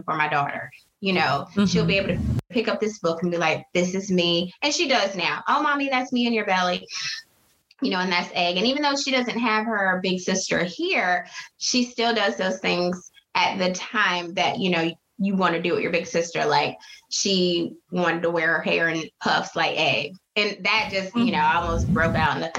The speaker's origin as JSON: {"language": "English", "town": "Conway", "region": "South Carolina", "country": "United States", "said": "Being from the East Coast and on, you know, close to the water, because I'm from Conway, Myrtle Beach is right there"}